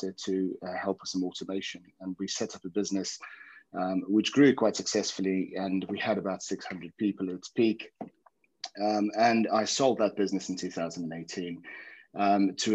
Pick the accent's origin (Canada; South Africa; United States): South Africa; now in England; I grew up in South Africa, played rugby, came over to England